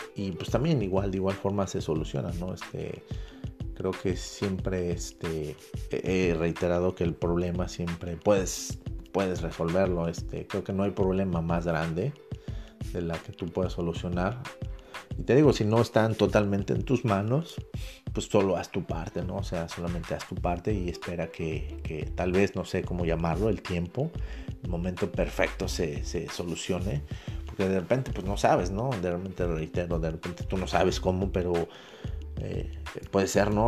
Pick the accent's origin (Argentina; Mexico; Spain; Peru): Mexico; como mexicano